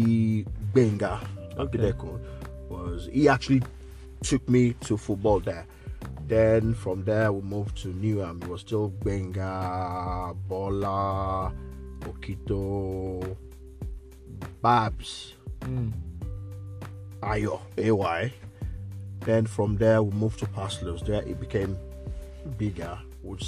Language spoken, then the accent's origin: English; Nigeria; moved away; from Nigeria, from growing up in Nigeria